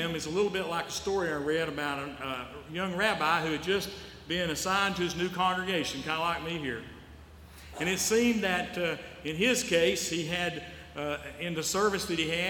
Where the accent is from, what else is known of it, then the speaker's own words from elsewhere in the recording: Western North Carolina, United States; moved away; I came from the Western North Carolina Conference. That's where I grew up